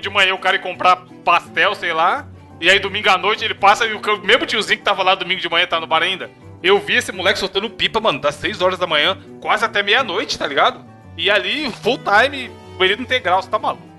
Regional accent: São Paulo, Brazil; born or raised there

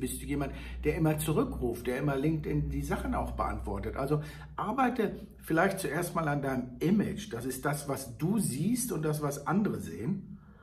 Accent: Hagen, North Rhine-Westphalia, Germany; moved away; meine alte Heimat Hagenhaspe bedenken. Da war ja früher Brandzwieback zu Hause. Ich bin mit den Brandleuten in den Kindergarten gegangen

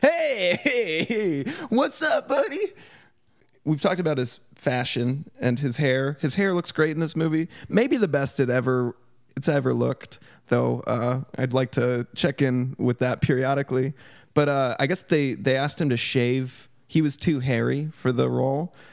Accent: Portland, Oregon, United States; my experience growing up in Portland

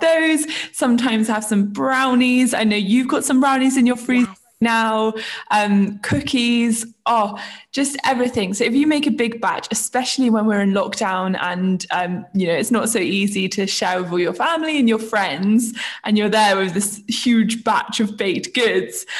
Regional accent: Isle of Wight, South East England, United Kingdom; moved away as an adult; now in London, United Kingdom; I am originally from the Isle of Wight, which is the place where I grew up

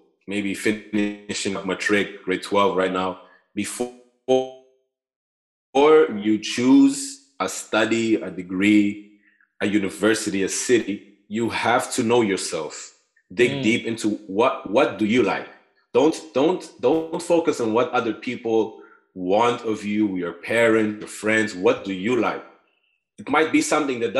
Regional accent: Maputo, Mozambique; moved away as an adult; also born or lived in Groningen, Netherlands; now in Utrecht, Netherlands; I'm from Mozambique, from Maputo. I'm studying in Holland right now in Utrecht.

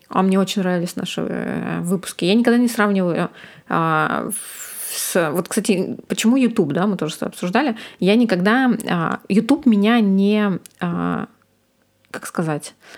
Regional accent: Ukhta, Komi Republic, Russia; moved away; Мы из Ухты очень а, морозный город

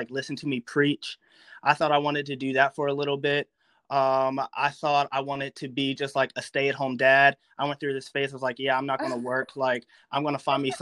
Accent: Maryland, United States; moved away as an adult; also born or lived in North Carolina; now in Lynchburg, United States; I grew up in Maryland.

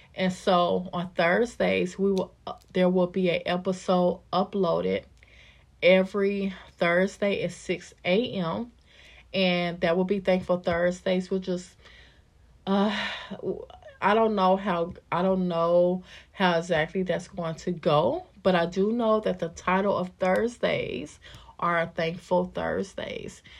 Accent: Kansas City, Missouri, United States; I was born and raised in Kansas City, Missouri.

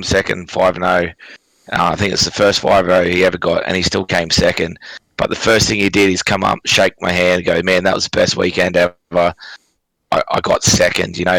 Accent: Cairns, Queensland, Australia; I'm from Cairns

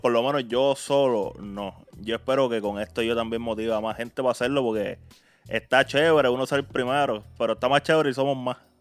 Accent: Puerto Rico; donde yo soy, que es de Puerto Rico

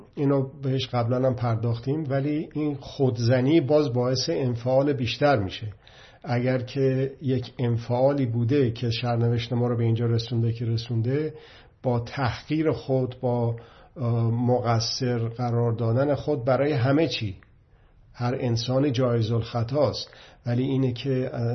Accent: Iran

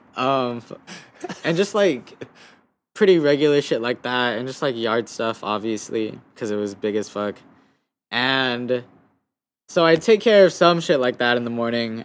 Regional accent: Guam; moved away; also born or lived in United States; growing up on Guam was cool

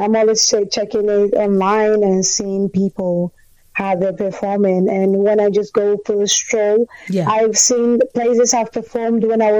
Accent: Greece; Because I was born in Greece, but my parents are Nigerians.

